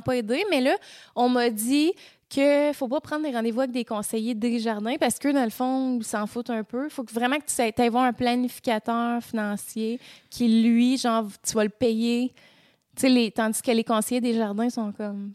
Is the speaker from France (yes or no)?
no; Quebec, Canada; je vis dans ma ville natale